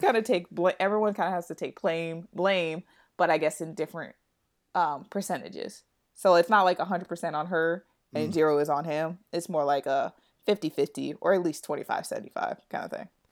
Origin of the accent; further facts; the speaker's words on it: New York City, New York, United States; I'm a New Yorker